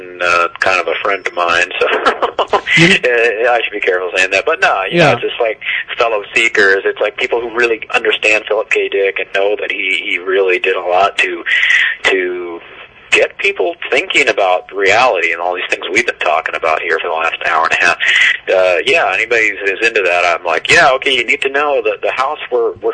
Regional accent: Fullerton, California, United States; I was born in Fullerton in 1958 and lived there most of my life, and was definitely there in the 70s

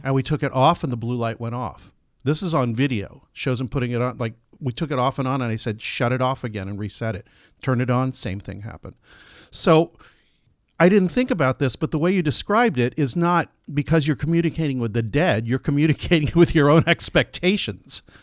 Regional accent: San Diego, California, United States; I grew up in San Diego

